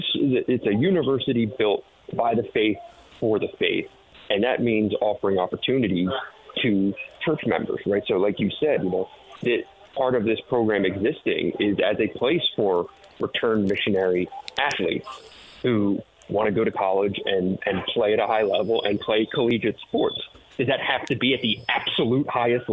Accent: Philadelphia, Pennsylvania, United States; now in Detroit, United States; I'm from Philadelphia

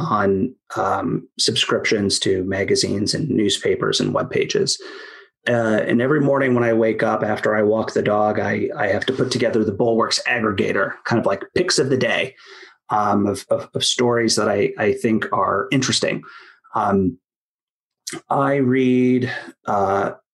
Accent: Cleveland, Ohio, United States; my hometown of Cleveland

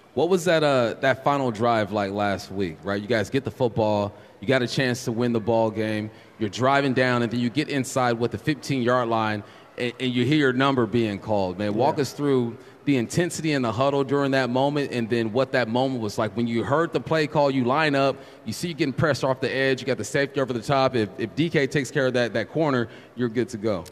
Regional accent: California, United States; I'm from California

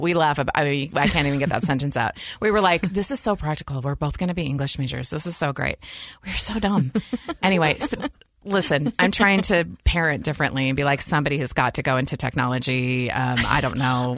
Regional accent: Lincoln, Nebraska, United States; moved away; also born or lived in Utah; we grew up in Lincoln, Nebraska, the Midwest

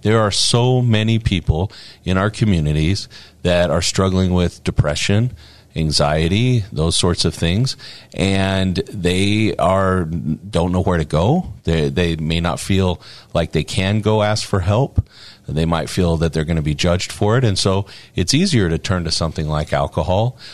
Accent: Morgan, Utah, United States; I'm from Morgan

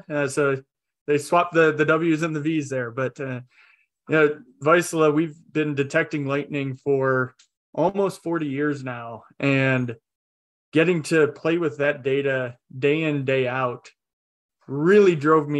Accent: north of Detroit, Michigan, United States; moved away as an adult; also born or lived in Oklahoma; now in Colorado, United States; growing up in Michigan, just a little bit north of Detroit

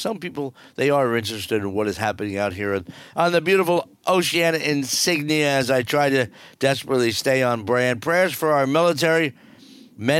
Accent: New Jersey, United States; moved away; also born or lived in Southwest Florida; I grew up in New Jersey

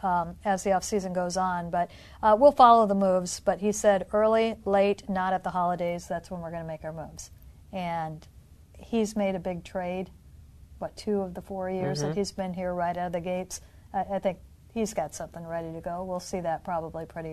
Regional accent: Illinois, United States; moved away; I grew up in Illinois

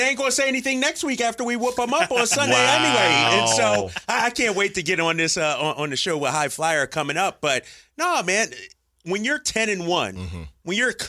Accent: Philadelphia, Pennsylvania, United States; It used to be a spot in West Oak Lane in Philly called Pagano's. That's what I had growing up on Ogontz Ave.

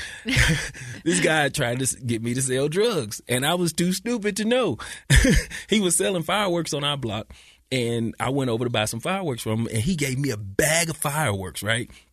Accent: St. Louis, Missouri, United States; moved away as an adult; also born or lived in California; now in Utah, United States; I'm from Saint Louis, Missouri

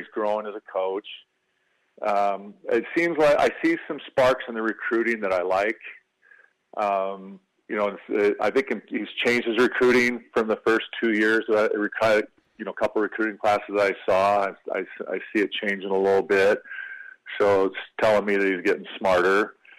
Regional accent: Michigan, United States; moved away; when I grew up in Michigan

